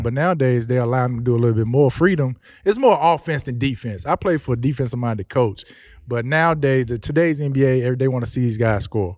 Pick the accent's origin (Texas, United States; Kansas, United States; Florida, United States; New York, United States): Texas, United States; Houston; also born or lived in Louisiana; me growing up in the Houston area, especially being from here